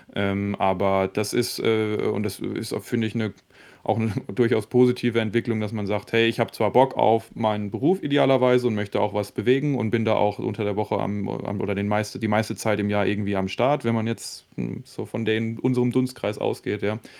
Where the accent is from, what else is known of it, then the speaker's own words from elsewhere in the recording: Germany; bei uns in Deutschland